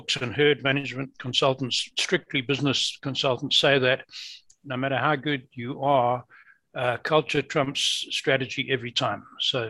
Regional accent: Zimbabwe; also born or lived in England; now in North America; You can hear from my accent, I'm not a native North American. I was born in England, brought up in the British school system in Rhodesia, of all places, a colony, if you like.

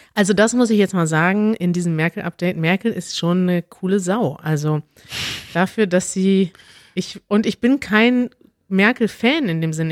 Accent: Germany; als Deutsche

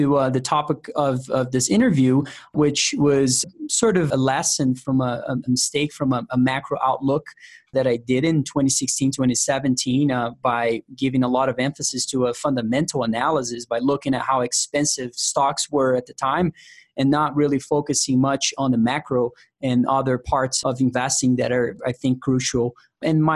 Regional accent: São Paulo, Brazil; English is a second language; moved away as an adult; now in United States; I was born and raised in Brazil

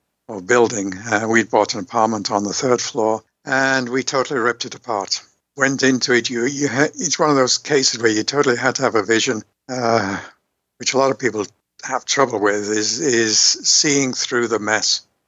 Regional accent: Liverpool, North West England, United Kingdom; accent: Liverpool; moved away; also born or lived in Yorkshire; I'm from the UK many, many years ago, born in Yorkshire, brought up in Liverpool. Don't have my Beatles accent anymore.

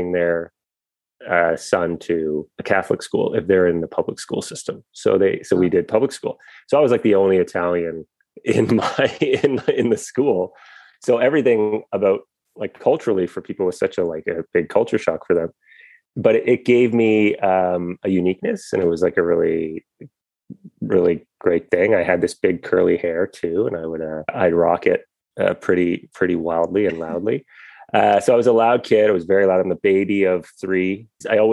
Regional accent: Guelph, Ontario, Canada; Born in Guelph, Ontario, which was just, at the time when I was born, I think the population was 60,000.

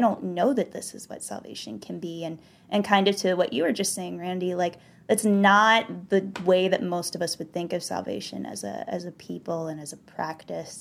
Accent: the South, United States; born or raised there

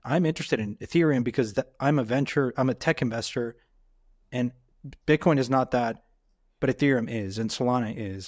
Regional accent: Mexico; moved away; I grew up in Mexico

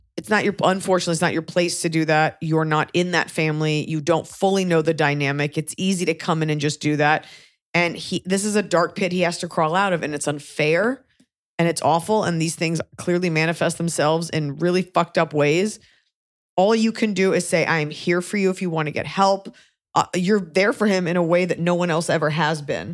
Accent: United States; as an American

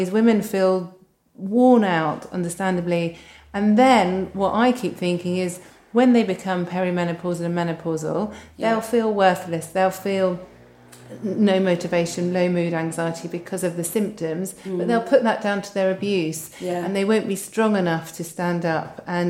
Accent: United Kingdom; And because we're so British, we don't talk about sex.

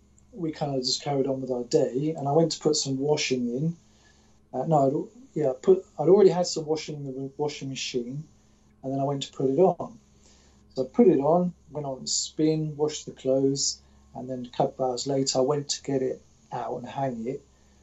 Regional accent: Germany; Because I grew up in Germany.

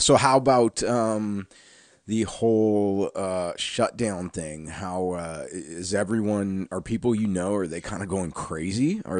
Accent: the South, United States; We're both from the South

